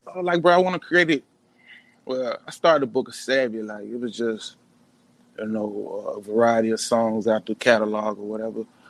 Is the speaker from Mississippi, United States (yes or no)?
yes; Jackson, Mississippi, United States; West Side of Jackson, man. Born and raised in the Queens.